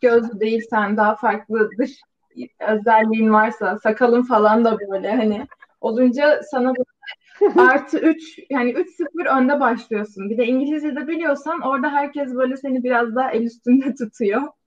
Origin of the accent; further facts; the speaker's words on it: İzmir, Turkey; moved away as an adult; also born or lived in Istanbul, Turkey / South Korea; now in Baltimore, United States; aslen İzmir'deyim. Üniversiteye kadar İzmir'de yaşadım.